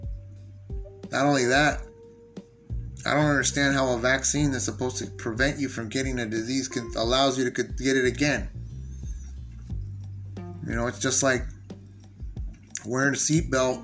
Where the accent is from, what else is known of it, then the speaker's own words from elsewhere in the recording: San Diego, California, United States; I was born and raised in San Diego